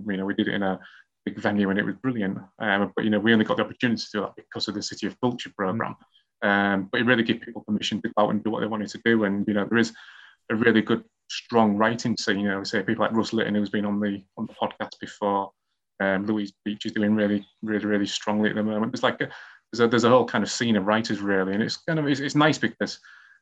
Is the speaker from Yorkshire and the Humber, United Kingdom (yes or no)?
yes; Hull, Yorkshire and the Humber, United Kingdom; writing mysteries and murder mysteries in my hometown of Hull